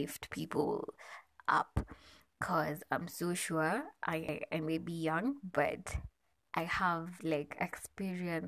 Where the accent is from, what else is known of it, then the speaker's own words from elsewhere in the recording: Nairobi, Kenya; I am from Nairobi, Kenya